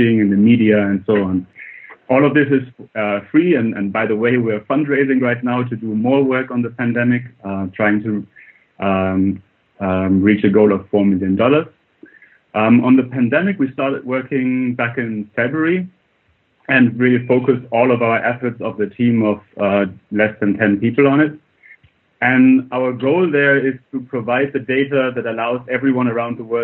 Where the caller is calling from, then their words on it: Oxford, South East England, United Kingdom; calling from Oxford, where I'm a researcher here at the university